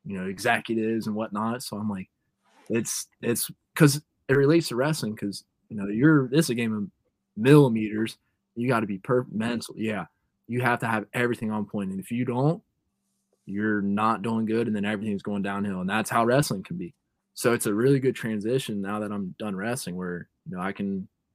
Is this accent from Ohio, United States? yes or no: yes; Cincinnati, Ohio, United States; Growing up in Cincinnati